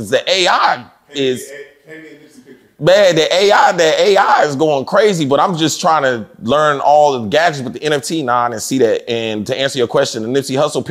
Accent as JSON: {"language": "English", "town": "Fort Worth", "region": "Texas", "country": "United States", "also_born_or_lived": "Dallas / Atlanta", "moved": "yes", "said": "I came from Fort Worth and then came to Dallas"}